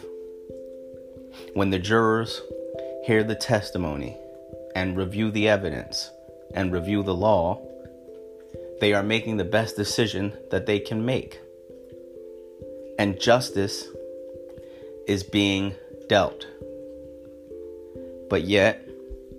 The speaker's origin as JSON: {"language": "English", "country": "United States", "said": "I'm an American who happens to be black."}